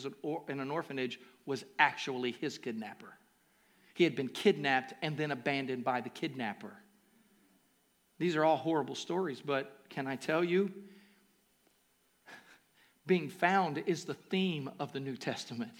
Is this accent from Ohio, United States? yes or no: yes; Ohio, United States; also born or lived in Kentucky; I was born in Kentucky. I was raised in Ohio, but my home is with Jesus